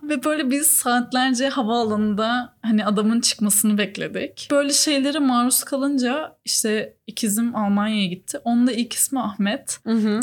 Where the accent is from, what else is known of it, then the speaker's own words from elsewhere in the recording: Turkey; moved away as an adult; also born or lived in Italy; ben işte Türkiye'den geliyorum